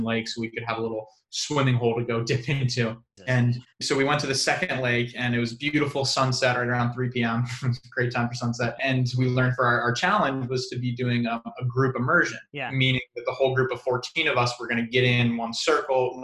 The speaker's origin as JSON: {"language": "English", "town": "San Diego", "region": "California", "country": "United States", "tie": "born or raised there", "said": "I grew up in San Diego"}